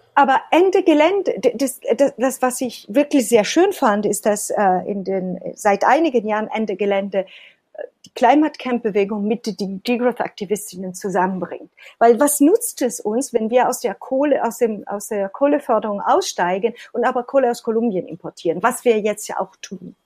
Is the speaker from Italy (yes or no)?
yes; Italy; Ich bin Italienerin